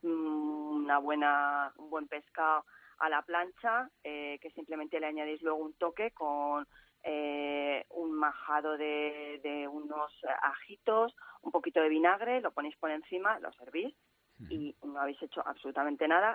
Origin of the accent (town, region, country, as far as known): Cuenca, Castilla-La Mancha, Spain